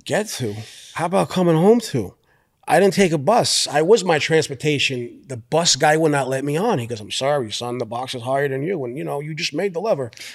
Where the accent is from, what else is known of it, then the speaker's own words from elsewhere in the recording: New York City, New York, United States; I'm from Brooklyn